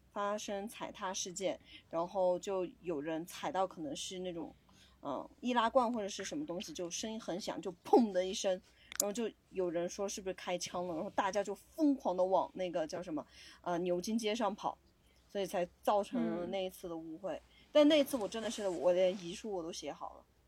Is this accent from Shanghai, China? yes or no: no; Gejiu, Yunnan, China; 我身在一个工业城市